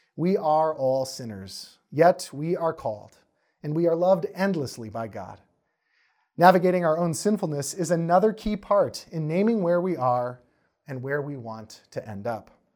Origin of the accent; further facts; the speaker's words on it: Wisconsin, United States; I'm from Wisconsin